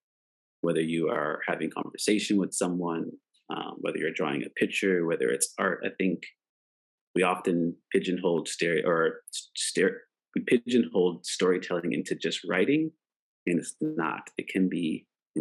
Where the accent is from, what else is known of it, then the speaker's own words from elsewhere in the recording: Preston, Nova Scotia, Canada; a black kid growing up in Preston, Nova Scotia, Canada